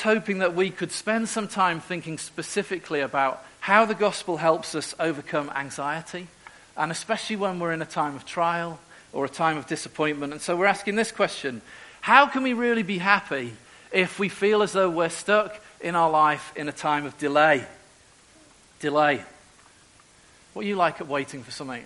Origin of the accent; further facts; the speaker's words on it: Merseyside, North West England, United Kingdom; moved away as an adult; also born or lived in Eastern Europe; now in Newcastle, United Kingdom; I'm originally from Merseyside, and I went up to Newcastle when I was 18